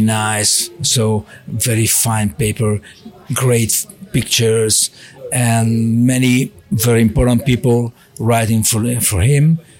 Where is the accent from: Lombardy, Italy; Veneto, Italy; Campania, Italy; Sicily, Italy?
Lombardy, Italy; Milan; English is a second language; moved away as an adult; also born or lived in Monza; now in Faenza, Italy; I was born in Milano. So I, I, lived in Milano 30 years.